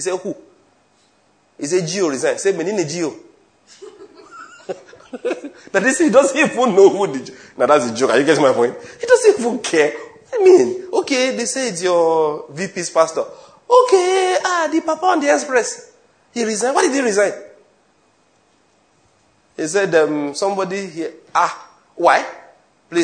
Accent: Asaba, Delta, Nigeria; the chairman of the panel asked me, where are you from? I told him I was from Asaba.

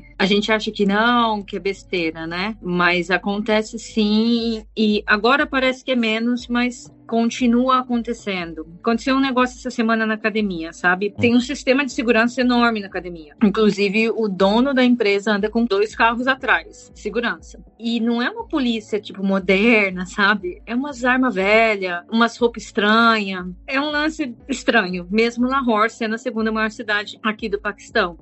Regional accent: Tapiratiba, São Paulo, Brazil; moved away as an adult; also born or lived in Minas Gerais / Campinas / Al Ain, United Arab Emirates / Saudi Arabia; now in Pakistan; Eu nasci em Tapiratiba, interior de São Paulo, divisa com Minas Gerais

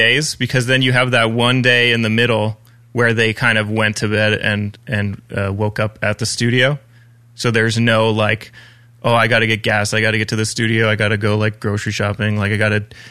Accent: Ajax, Ontario, Canada; I was born and raised in Ajax, Ontario.

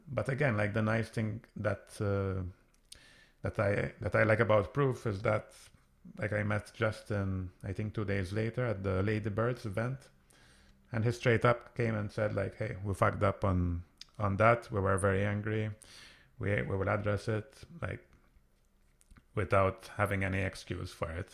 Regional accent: Malta; I come from Malta, which is where lots of gaming companies are based

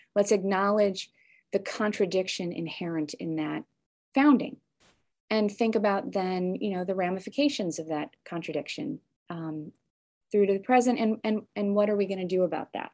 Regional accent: suburb of Chicago, Illinois, United States; also born or lived in Evanston, Illinois; I moved from, from Evanston to a different, um, suburb of Chicago when I was young

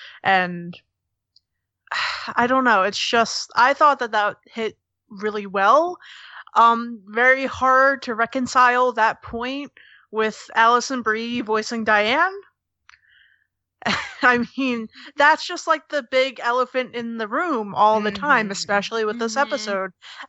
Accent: Boston, Massachusetts, United States; like, you know, we're American, we're Bostonian, we're this, we're

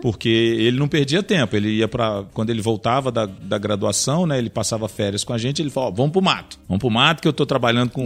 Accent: Governador Valadares, Minas Gerais, Brazil; eu sou de Governador Valadares, em Minas Gerais

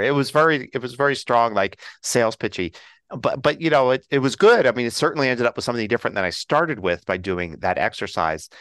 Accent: Philadelphia, Pennsylvania, United States; now in Colorado, United States; I'm originally from Philly

